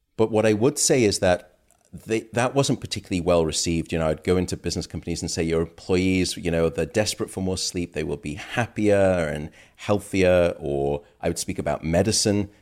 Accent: United Kingdom; now in United States; My home country, uh, the U K

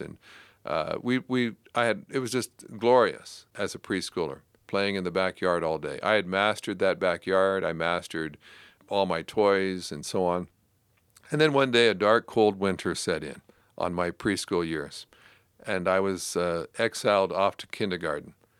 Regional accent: Canada; I grew up in Canada

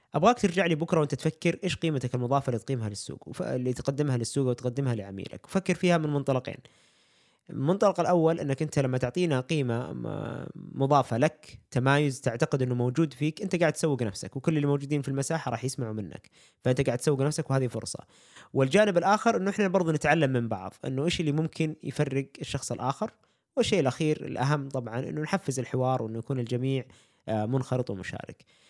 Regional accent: Saudi Arabia; عندنا في السعوديه

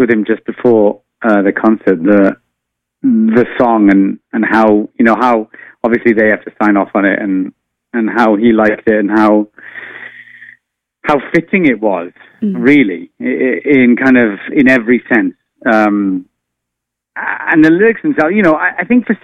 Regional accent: Wales, United Kingdom; now in United States; I am an immigrant living in the United States. So I kind of thought, like, what if I never saw my home country of Wales ever again?

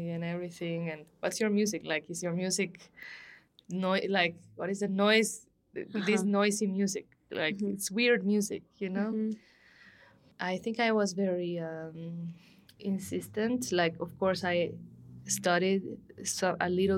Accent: Guatemala City, Guatemala Department, Guatemala; moved away as an adult; also born or lived in Antigua, Guatemala; now in Mexico City, Mexico; I'm from Guatemala City as well

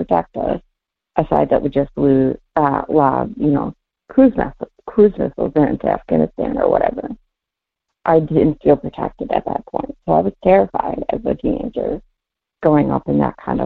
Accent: Minnesota, United States; also born or lived in Belcourt, North Dakota; my family's from there. I grew up in Minnesota

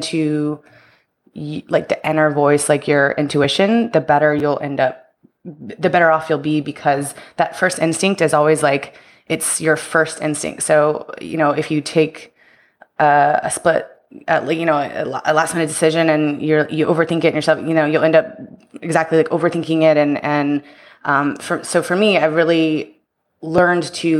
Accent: Houston, Texas, United States; moved away as an adult; also born or lived in Tampa; I'm from Houston, Texas, and so I was living there at the time

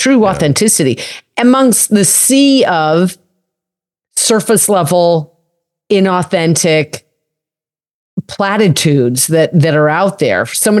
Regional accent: Colorado, United States; I'm a cowgirl from Colorado. The hell I grew, you know, I grew up mucking out stalls.

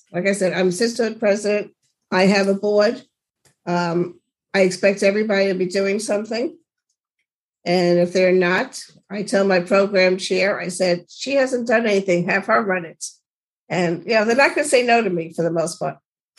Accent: New York, United States; being a New Yorker, it's mm-hmm. a different kind of person.

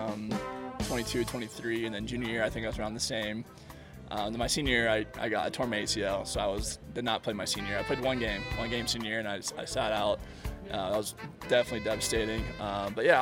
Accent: Indiana, United States; growing up in Indiana

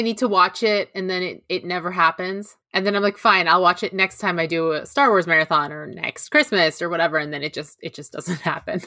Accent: Toronto, Ontario, Canada; accent: GTA Canadian; It's like a G T A Canadian accent

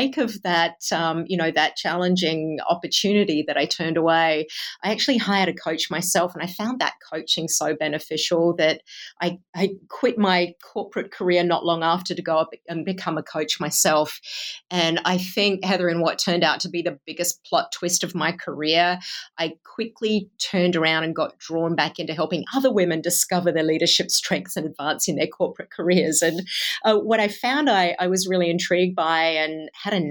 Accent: Australia; accent: Australian-Iowan; also born or lived in Bay Area, California; now in Cedar Rapids, United States; I grew up in Australia and then lived in California in the Bay Area for about a decade and then relocated to Cedar Rapids in Iowa with my husband's career

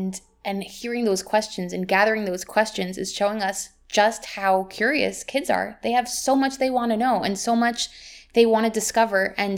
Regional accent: Jerusalem, Jerusalem District, Israel; also born or lived in United States; I was born here in Yerushalayim, grew up in Israel and in America, where I taught for many years.

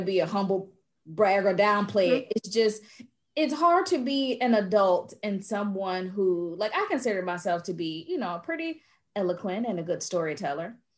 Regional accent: United States; now in Portugal; me being an American

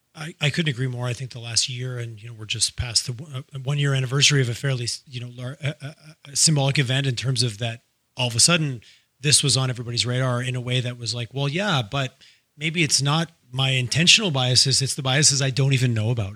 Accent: Montreal, Quebec, Canada; also born or lived in Toronto; now in Calgary, Canada; I grew up I grew up in Montreal and I spent lots of time in Toronto

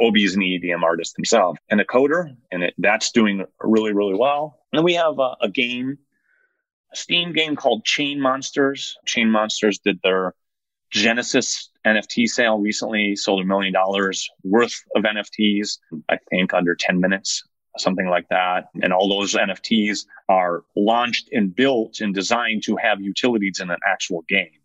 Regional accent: Northwest Indiana, United States; also born or lived in South Side Chicago / Calumet City, Illinois; Then we moved over to Northwest Indiana when I was a kid. So I spent, I don't know, eight or nine years in South Side Chicago and then up until I graduated high school in Northwest Indiana

